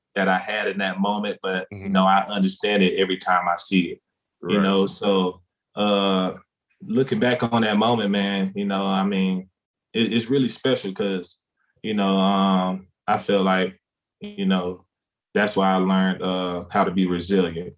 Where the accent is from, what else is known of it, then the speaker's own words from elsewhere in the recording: South Carolina, United States; moved away as an adult; also born or lived in Kansas / Boise, Idaho; now in Dallas, United States; growing up in small city of South Carolina